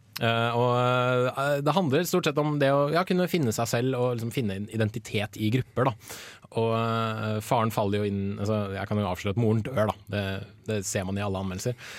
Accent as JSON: {"language": "Norwegian", "town": "Bærum", "region": "Akershus", "country": "Norway", "said": "Jeg er fra Bærum"}